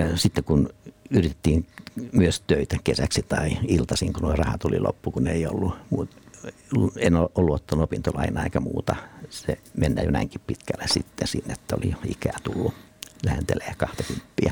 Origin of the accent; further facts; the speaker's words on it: Nurmo, South Ostrobothnia, Finland; mä oon syntynyt siis Nurmossa